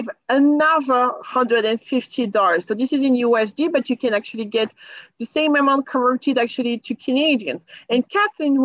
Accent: France; moved away; I'm from France

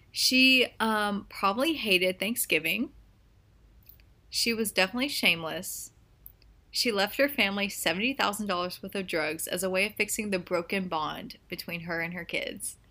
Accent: United States; I'm American

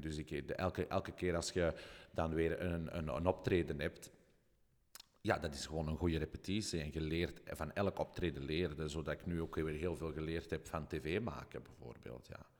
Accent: Belgium; ik uit België kom

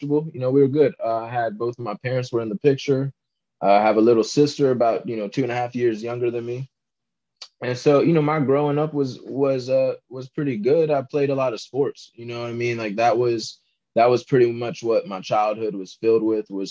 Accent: Virginia, United States; also born or lived in Maryland; I'm from Virginia. You know, I was born in Maryland, but I grew up in Virginia. So I live in Northern Virginia

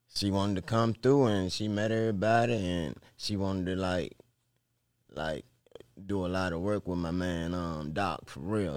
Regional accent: Nottoway, Virginia, United States; I'm from Virginia, Nottoway, Virginia, man. The four three four

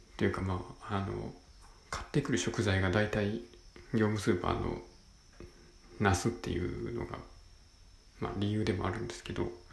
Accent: Senshu, Osaka, Japan; 地元は大阪の泉州

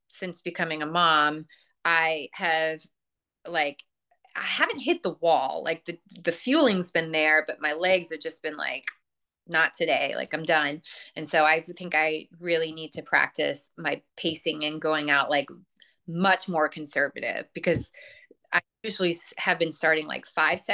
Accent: Chicago, Illinois, United States; I'm from Chicago

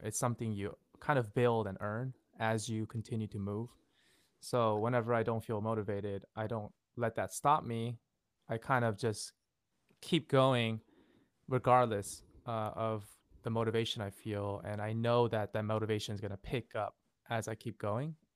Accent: Fremont, California, United States; also born or lived in Seoul, South Korea / Los Angeles; I grew up here in Fremont in the Bay Area for the most of my life

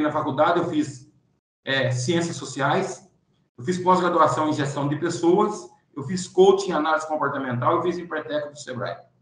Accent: Pirassununga, São Paulo, Brazil; also born or lived in Santarém, Pará; Hoje eu estou em Pirassununga, São Paulo, minha terra natal

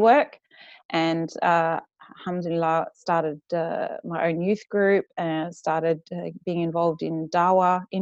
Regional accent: Western Australia, Australia; accent: West Australian bogan; moved away as an adult; also born or lived in Perth; now in Sydney, Australia; We grew up in Western Australia

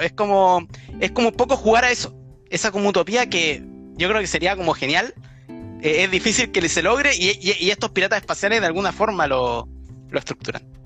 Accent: Chile; como los que vivimos en países tercermundistas, como los chilenos

